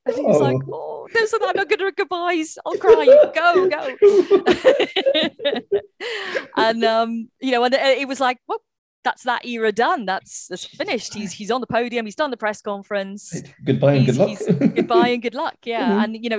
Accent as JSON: {"language": "English", "region": "Wales", "country": "United Kingdom", "said": "I know Elvin is Welsh and I'm Welsh."}